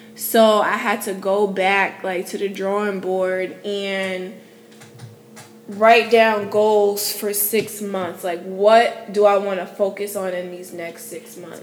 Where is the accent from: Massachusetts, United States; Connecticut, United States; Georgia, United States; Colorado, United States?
Connecticut, United States; New Haven; moved away as an adult; now in Houston, United States; my hometown of New Haven, Connecticut